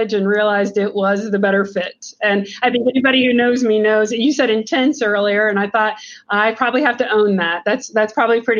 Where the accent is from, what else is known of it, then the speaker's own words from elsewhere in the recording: Lancaster, Ohio, United States; I grew up outside Lancaster, Ohio